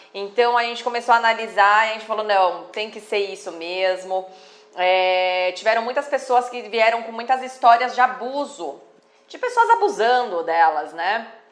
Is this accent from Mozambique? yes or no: no; Brazil; nós somos brasileiros